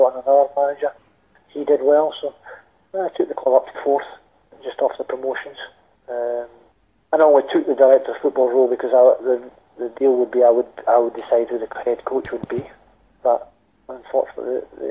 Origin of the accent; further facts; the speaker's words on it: Scotland, United Kingdom; moved away as an adult; I came back to Scotland.